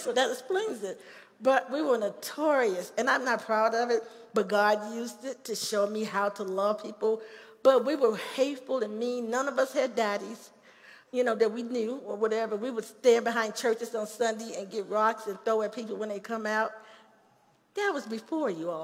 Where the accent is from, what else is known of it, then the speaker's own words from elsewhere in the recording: Chicago, Illinois, United States; moved away as an adult; also born or lived in Gary, Indiana; now in Colorado Springs, United States; This is where I grew up in Chicago. I grew up in a housing project called Cabrini Green.